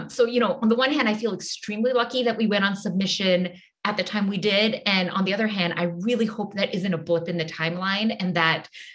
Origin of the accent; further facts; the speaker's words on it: Singapore; now in United States; I grew up in Singapore.